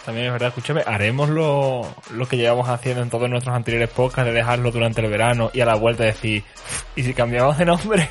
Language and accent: Spanish; Andalusia, Spain; moved away; Yo me voy a ir al sur, a mi tierra